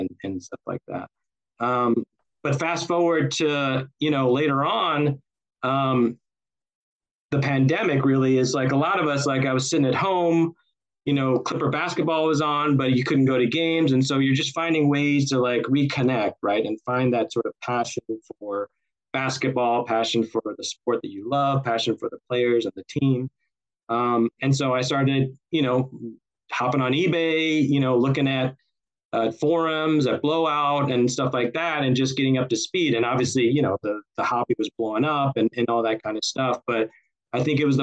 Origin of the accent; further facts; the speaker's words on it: South Texas, United States; now in Los Angeles, United States; growing up in South Texas